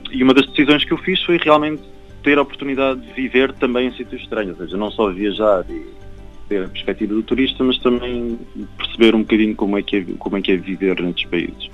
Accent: Algarve, Portugal; moved away as an adult; also born or lived in Canada; now in Lisbon, Portugal; eu, eu, nasci no Canadá e cresci no Algarve. Então, fiz aqui a escola primária, básica

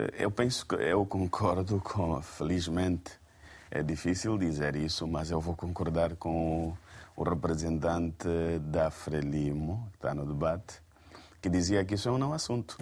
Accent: Angola; enquanto angolanos

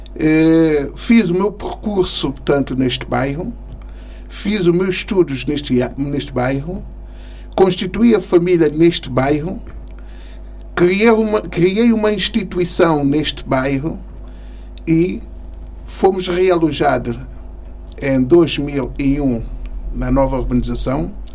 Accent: São Tomé & Príncipe; moved away as an adult; now in Portugal; sou santomense, de 59

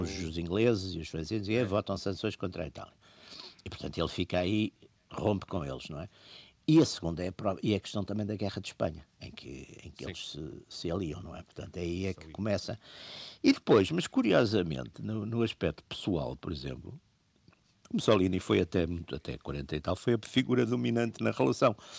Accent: Portugal

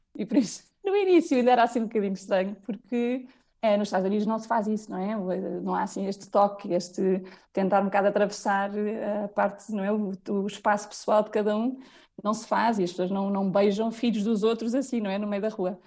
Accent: Portugal; moved away as an adult; also born or lived in London / United States / Lisbon; só quando saí de Portugal

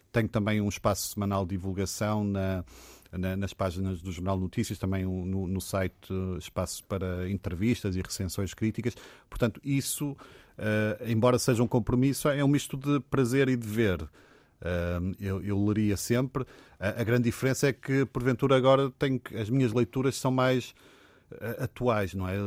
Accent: Portugal; sou muito português

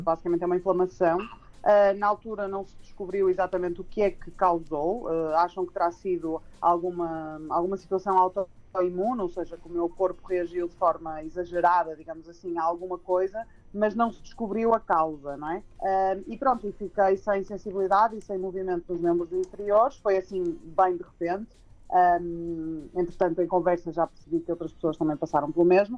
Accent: Porto, Norte, Portugal; sou do Porto, devem reparar o sotaque

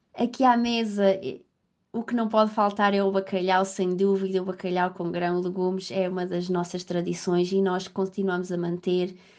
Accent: Faial, Azores, Portugal; moved away as an adult; also born or lived in Coimbra, Portugal / London, United Kingdom; now in Liverpool, United Kingdom; sou natural do Faial, dos Açores.

